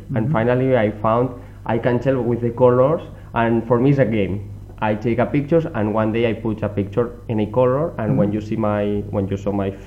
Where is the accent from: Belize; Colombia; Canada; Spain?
Spain; English is a second language; now in France; I'm from Spain and I all the time working here.